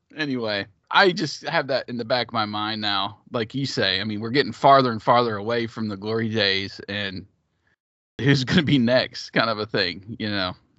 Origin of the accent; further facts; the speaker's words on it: Big Ten country, Midwest, United States; I grew up in Big Ten country